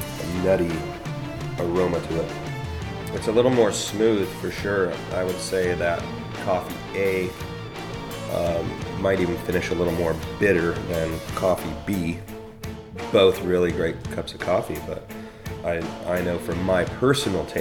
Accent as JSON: {"language": "English", "area": "Seattle area", "region": "Washington", "country": "United States", "tie": "born or raised there", "said": "growing up in Washington State in the Seattle area"}